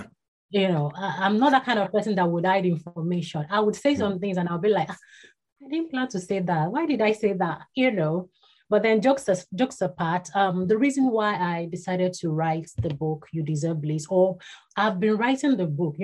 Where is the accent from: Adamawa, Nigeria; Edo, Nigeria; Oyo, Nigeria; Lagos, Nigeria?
Oyo, Nigeria; Ibadan; was born and bred in Ibadan. That's in Nigeria